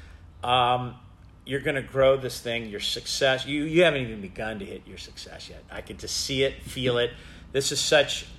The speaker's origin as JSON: {"language": "English", "town": "Bakersfield", "region": "California", "country": "United States", "said": "I'm from Bakersfield"}